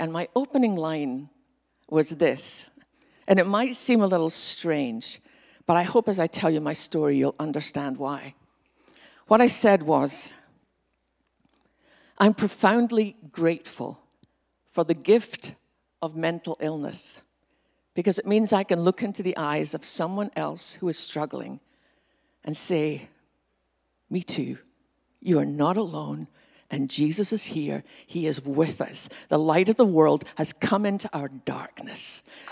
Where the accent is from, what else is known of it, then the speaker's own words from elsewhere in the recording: west coast of Scotland, United Kingdom; now in Texas, United States; growing up in Scotland